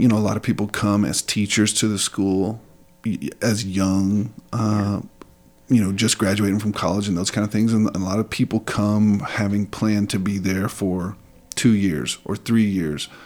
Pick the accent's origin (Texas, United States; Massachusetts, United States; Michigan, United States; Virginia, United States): Texas, United States; West; moved away as an adult; now in Kandern, Germany; Growing up in West Texas in a Southern Baptist environment